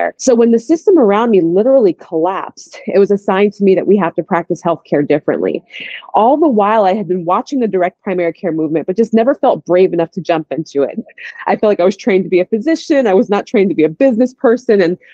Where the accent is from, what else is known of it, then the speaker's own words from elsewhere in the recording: Boston, Massachusetts, United States; moved away as an adult; now in Atlanta, United States; I live in Atlanta. It's been my home for just about 20 years now, although I come from Boston. I came down here to go to school